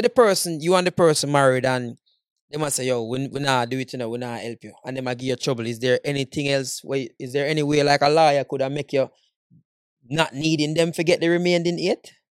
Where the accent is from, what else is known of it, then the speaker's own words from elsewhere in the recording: Jamaica; moved away; as a Jamaican man